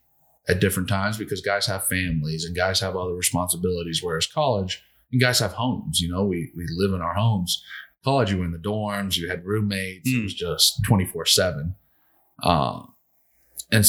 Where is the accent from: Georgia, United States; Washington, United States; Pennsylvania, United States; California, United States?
Georgia, United States; Atlanta; moved away; my hometown team